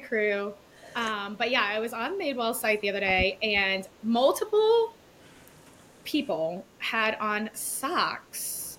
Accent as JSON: {"language": "English", "region": "the South", "country": "United States", "tie": "born or raised there", "said": "we grew up in the South"}